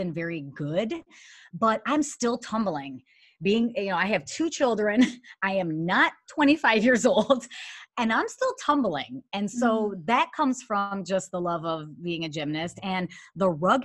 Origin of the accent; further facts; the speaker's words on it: Detroit, Michigan, United States; moved away as an adult; also born or lived in Chicago; I'm from Michigan, from Detroit, and I was always in theater.